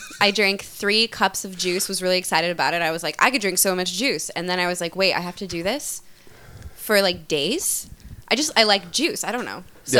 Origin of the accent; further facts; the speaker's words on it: Utah, United States; born or raised there; moved away; also born or lived in Portland, Oregon